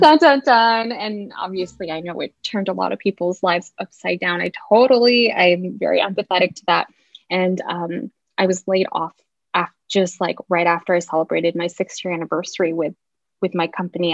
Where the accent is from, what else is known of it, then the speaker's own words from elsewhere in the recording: Seattle, Washington, United States; also born or lived in Orange County; I grew up in Seattle. We moved here when I was in time for kindergarten, so like five or six.